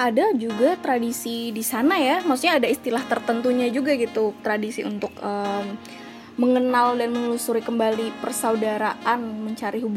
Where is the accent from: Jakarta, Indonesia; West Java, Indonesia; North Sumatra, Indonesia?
Jakarta, Indonesia; karena selama ini aku pribadi besar di Pulau Jawa lahir di Jakarta